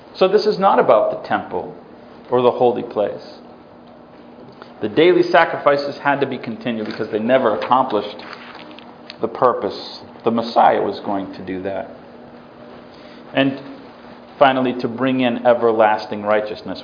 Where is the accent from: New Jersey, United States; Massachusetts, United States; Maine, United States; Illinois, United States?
Massachusetts, United States; I was raised in Massachusetts